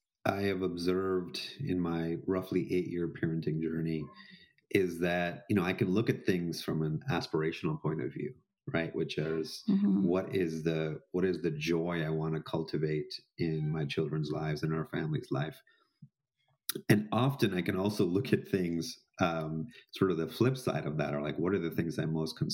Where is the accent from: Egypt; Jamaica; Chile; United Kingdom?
Jamaica; I grew up in Jamaica, in an Indian, you know, sort of household